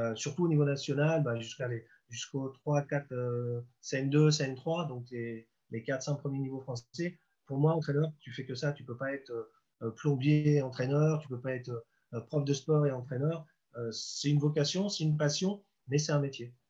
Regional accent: Deauville, Normandy, France; now in Nancy, France; j'étais chez moi à Deauville avec mes potes

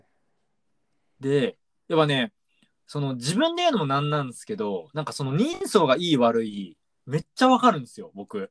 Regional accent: Kanagawa, Japan; うち神奈川なんですけど。

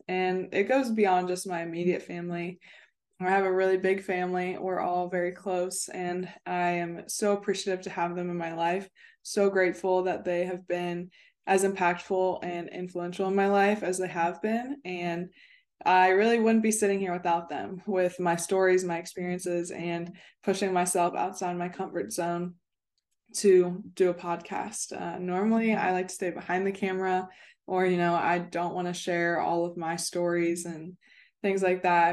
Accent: Cincinnati, Ohio, United States; moved away as an adult; also born or lived in West Virginia / Florida; I'm originally from Cincinnati, Ohio

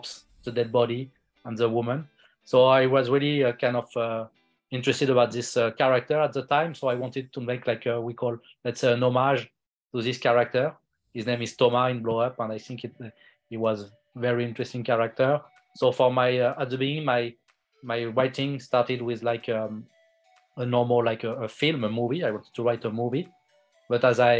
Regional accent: France; also born or lived in India; I'm a French filmmaker. I was born in India, but I grew up my whole life in France.

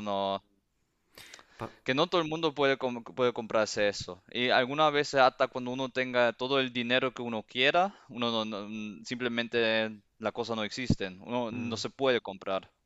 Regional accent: Cuba; moved away; also born or lived in Seville, Spain; yo en mi, corazón soy cubano

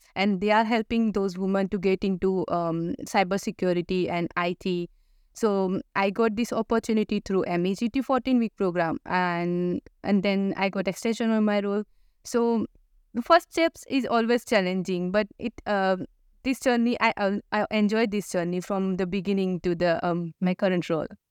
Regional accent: India; moved away as an adult; now in Australia; I come from India

